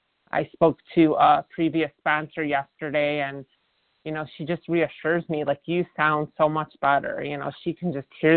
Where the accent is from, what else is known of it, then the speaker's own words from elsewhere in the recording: Chicago, Illinois, United States; I became a military spouse when I was in my mid, when we were in our mid 30s, and I am from Chicago